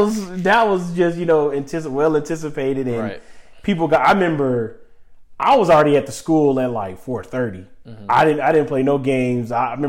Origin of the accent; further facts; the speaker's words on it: United States; I'm from Douglas County, down the street.